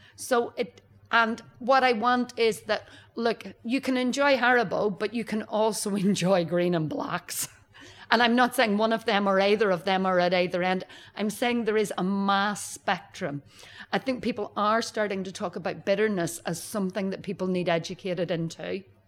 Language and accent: English; Northern Ireland, United Kingdom; moved away; I'm from Northern Ireland and it's small scale